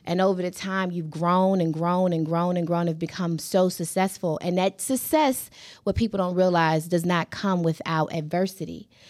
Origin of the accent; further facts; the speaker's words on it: Hampton, Virginia, United States; I remember being a little girl growing up on Shell Road. I'm from Hampton, Virginia